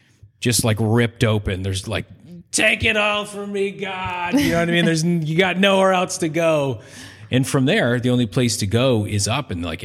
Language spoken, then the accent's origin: English; Northeast, United States; I'm Irish from the Northeast.